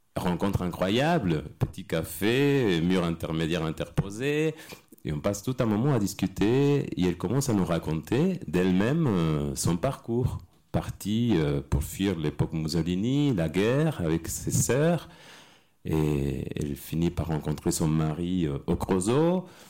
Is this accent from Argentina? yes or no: yes; Argentina; French is a second language; now in France; Je viens d'Argentine et je suis arrivé en France